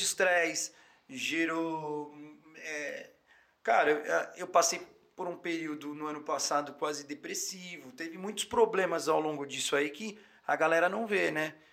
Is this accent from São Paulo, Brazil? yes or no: yes; São Paulo, Brazil; eu sou da Zona Norte de São Paulo, paulistano, criado, nascido lá